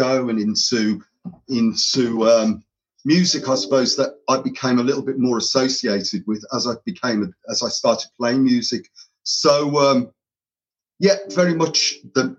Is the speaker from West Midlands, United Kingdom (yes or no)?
yes; Birmingham, West Midlands, United Kingdom; I'm of Irish heritage, so my we were brought up in an area called Handsworth in Birmingham